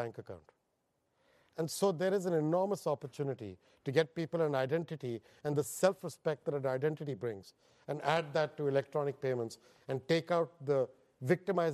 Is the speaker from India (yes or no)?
yes; India; moved away as an adult; now in United States; I'm Indian by birth, and I was educated there. I have no education overseas